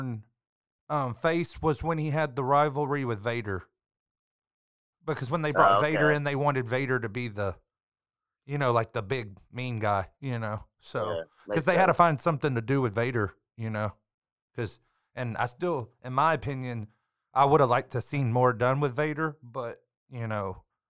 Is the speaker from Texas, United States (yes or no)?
yes; Central Texas, United States; I'm from Central Texas